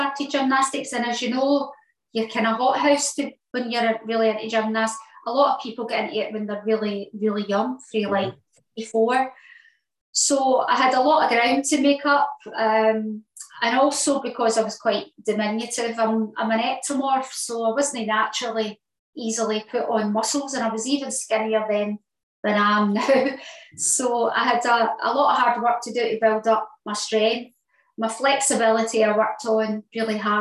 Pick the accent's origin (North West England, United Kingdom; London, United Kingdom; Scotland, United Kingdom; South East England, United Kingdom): Scotland, United Kingdom; East End; I grew up in East End